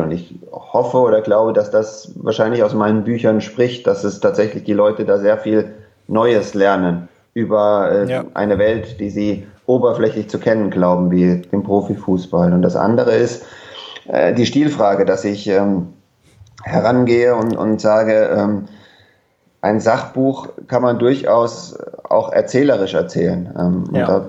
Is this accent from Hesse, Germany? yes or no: yes; Frankfurt, Hesse, Germany; moved away as an adult; also born or lived in Munich / England; das habe ich gemacht beim Höchster Kreisblatt, die ist die Zeitung bei uns in Frankfurt, im, im Westen von Frankfurt